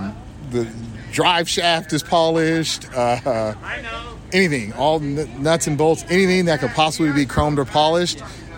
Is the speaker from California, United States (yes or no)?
yes; Southern California, United States; I'm from Southern California.